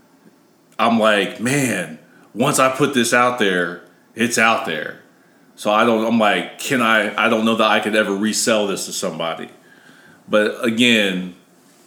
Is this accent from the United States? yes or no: yes; Ohio, United States; moved away; I'm from Ohio